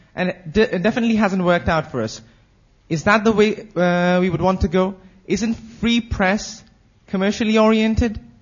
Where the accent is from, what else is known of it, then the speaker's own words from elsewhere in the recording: Pakistan; moved away; I come from Pakistan. My country has recently experienced radical changes